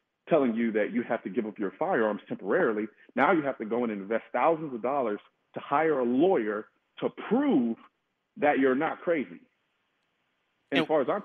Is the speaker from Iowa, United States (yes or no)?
no; Houston, Texas, United States; I'm from Houston